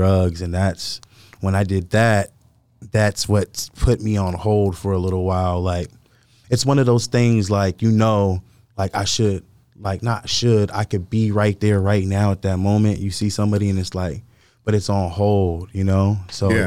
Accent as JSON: {"language": "English", "town": "Lancaster", "region": "California", "country": "United States", "tie": "born or raised there", "also_born_or_lived": "Florida", "said": "when I was five, I moved to California."}